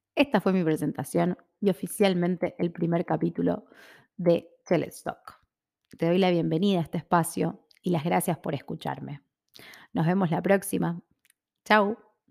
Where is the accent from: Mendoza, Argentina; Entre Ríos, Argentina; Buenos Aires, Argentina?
Buenos Aires, Argentina; Soy argentina, soy porteña. O sea que nací y me crié en Buenos Aires, en el barrio de Palermo.